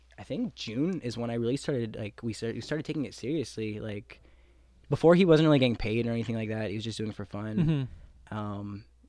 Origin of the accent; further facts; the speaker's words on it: Winnipeg, Manitoba, Canada; we're all from Transcona.